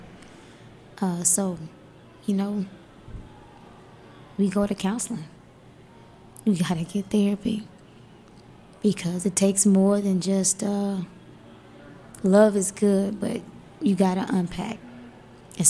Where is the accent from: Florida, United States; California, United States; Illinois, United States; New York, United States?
Florida, United States; Miami; I'm from Miami, Florida, right? Dade County. I've survived the projects of Dade County.